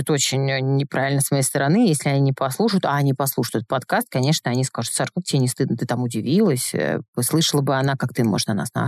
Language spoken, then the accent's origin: Russian; North Caucasus, Russia; Так как мне 35, я ребенок 90-х, я обладаю восточной внешностью, я с Северного Кавказа, и, конечно, в 90-х это был недостаток